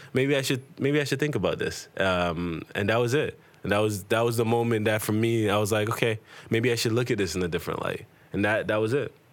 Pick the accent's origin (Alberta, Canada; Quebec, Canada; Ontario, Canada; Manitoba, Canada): Ontario, Canada; Toronto; growing up in Toronto